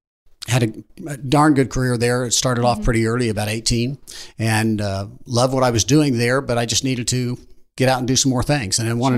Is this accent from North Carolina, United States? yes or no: no; Wichita, Kansas, United States; also born or lived in Chanute, Kansas; I've lived in Wichita pretty much all my life. I was born in Chanute